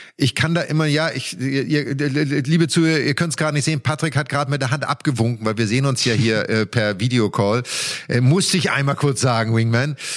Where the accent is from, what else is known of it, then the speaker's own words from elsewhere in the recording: Germany; für uns Deutschen, weil wir wir sind auf sehr schnellem Teppichbelag im Winter aufgewachsen